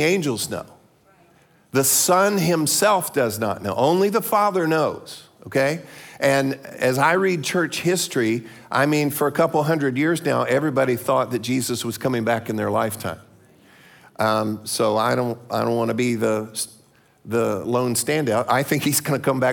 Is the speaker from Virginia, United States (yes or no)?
no; Florida, United States; I'm from Florida